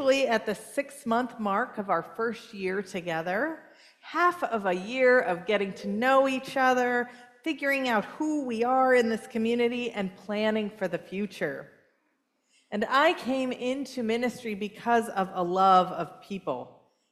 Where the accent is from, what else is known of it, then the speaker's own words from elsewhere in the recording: California, United States; moved away; also born or lived in San Francisco Bay Area; I grew up in California. I was raised in Southern California and the Bay Area, both of them